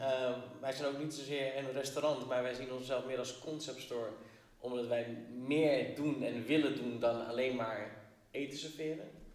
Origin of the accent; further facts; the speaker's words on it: Alkmaar or Schagen, North Holland, Netherlands; also born or lived in Kurdistan; wij zijn gevlucht vanuit Koerdistan. Niet gezamenlijk, maar vier aparte gezinnen. Eh, allemaal terechtgekomen in ehm, Alkmaar of Schagen. Ehm, daar elkaar gevonden, samen opgegroeid